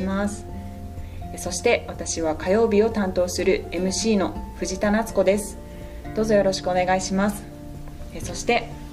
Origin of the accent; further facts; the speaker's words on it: Sapporo, Hokkaido, Japan; 生まれも育ちも札幌